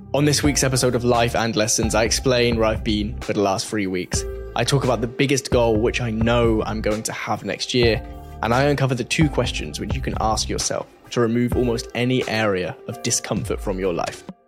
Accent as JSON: {"language": "English", "region": "England", "country": "United Kingdom", "said": "I'm English. I'm basically the only English person in this whole office building"}